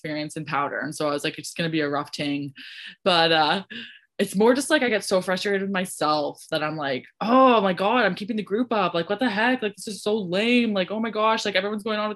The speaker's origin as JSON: {"language": "English", "region": "Ontario", "country": "Canada", "moved": "yes", "said": "I'm from Ontario"}